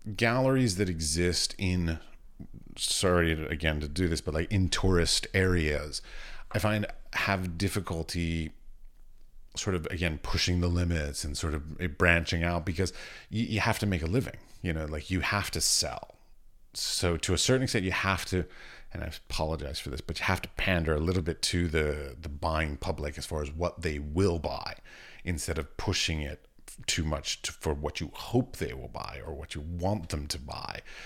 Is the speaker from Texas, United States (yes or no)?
no; Washington, District of Columbia, United States; moved away as an adult; also born or lived in Iowa; now in Czech Republic; I grew up around the Smithsonian in Washington, D C.